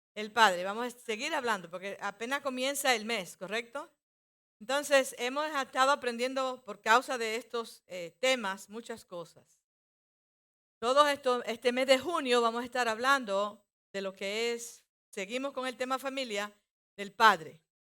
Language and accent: Spanish; Dominican Republic; Como muchos dominicanos hacemos eso muchas veces.